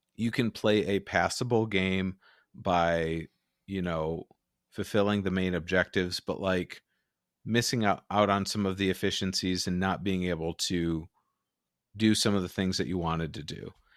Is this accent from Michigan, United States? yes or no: yes; Michigan, United States; I'm from Michigan